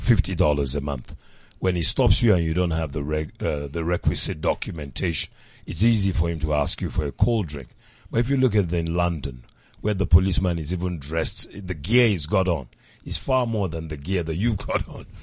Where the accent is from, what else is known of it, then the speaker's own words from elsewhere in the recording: Nigeria; now in South Africa; as a Nigerian at the time